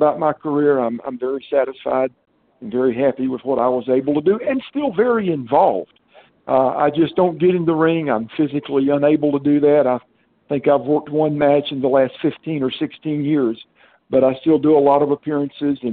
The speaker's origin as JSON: {"language": "English", "region": "the South", "country": "United States", "tie": "born or raised there", "said": "But I grew up in the South. I've been here all my life"}